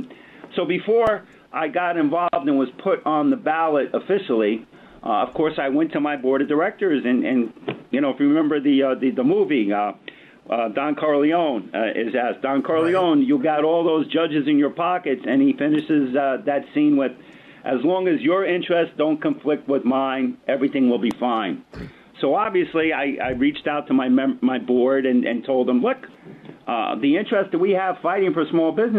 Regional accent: Westchester County, New York, United States; born and raised in Westchester County in the river towns

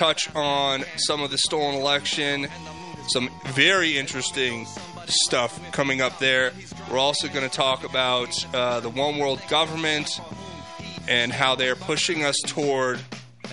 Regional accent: United States; I'm an American

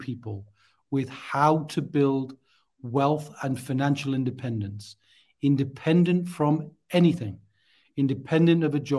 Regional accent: North East England, United Kingdom; accent: Geordie; So originally I'm from the Northeast. I'm a Geordie. Now, I'm not speaking Geordie now, but you, the tones are in there somewhere.

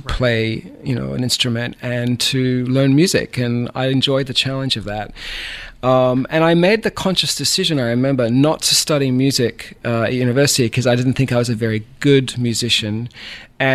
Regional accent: Bendigo, Victoria, Australia; moved away as an adult; also born or lived in California; now in Savannah, United States; I'm from the Southern part of Australia, a country boy at heart, born in a gold mining town called Bendigo, which is in the middle of the state of Victoria

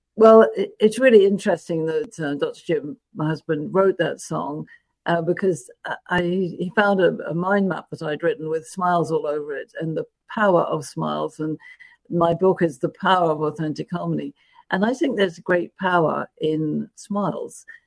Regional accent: London, United Kingdom; moved away as an adult; I was born in London, England

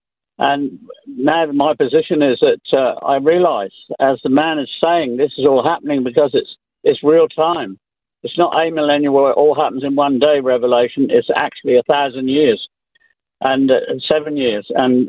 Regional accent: England, United Kingdom; moved away as an adult; also born or lived in America; now in Springwood; I grew up in England, and as a Catholic, I got born again under Billy Graham in 1954, ended up in America as a missionary student

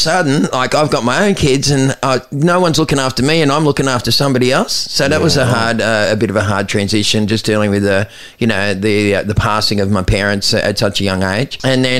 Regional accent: Aruba; I was doing it from the time I came from Aruba, right, because I thought I had a head start on everyone.

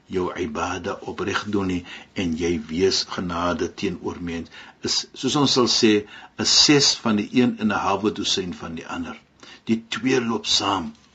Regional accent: South Africa

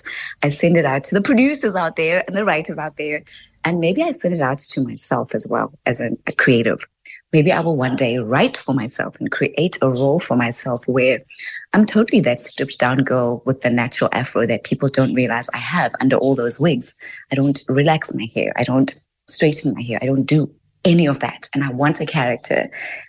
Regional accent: Tembisa, Gauteng, South Africa; I'm from Tembisa, Mambisa

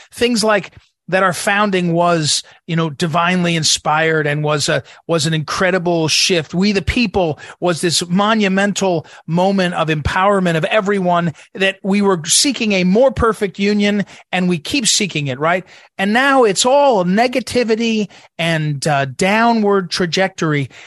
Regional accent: Jersey City, New Jersey, United States; I grew up in Jersey City, New Jersey

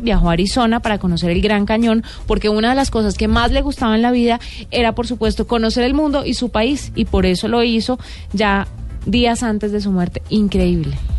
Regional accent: Colombia; los colombianos que nos gusta tanto el café

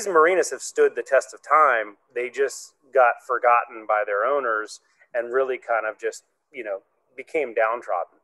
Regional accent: Hawaii, United States; now in Richmond, United States; I'm from Hawaii originally.

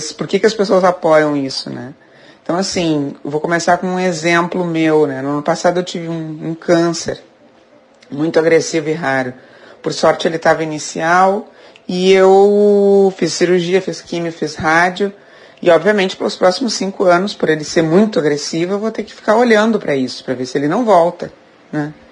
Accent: Rio Grande do Sul, Brazil; Eu sou gaúcha, moro em Porto Alegre

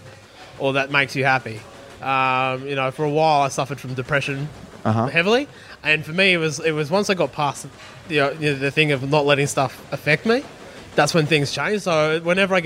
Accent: Blue Mountains, west of Sydney, New South Wales, Australia; I grew up in the Blue Mountains, west of Sydney

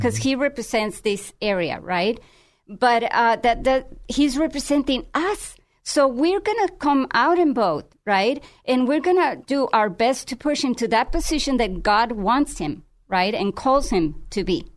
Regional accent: Tijuana, Baja California, Mexico; now in United States; I'm from Tijuana

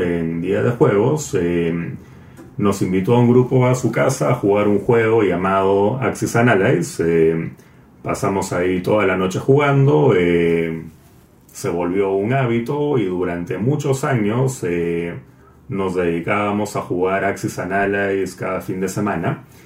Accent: Peru; moved away as an adult; also born or lived in United States / Chile; luego yo me fui de Perú, estuve viviendo eh, dos años en Estados Unidos, cuatro años en Chile.

